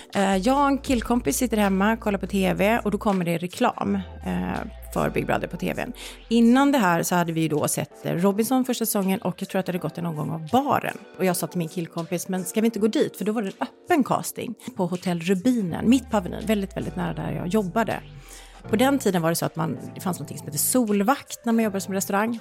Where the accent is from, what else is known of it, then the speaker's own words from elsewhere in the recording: Gothenburg, Västra Götaland, Sweden; Jag kommer från Göteborg